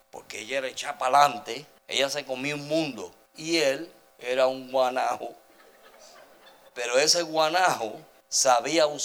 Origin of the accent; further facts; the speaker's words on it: El Salvador; now in United States; Mire, cuando yo vine de El Salvador para acá, nosotros parecíamos el hotel Howard Johnson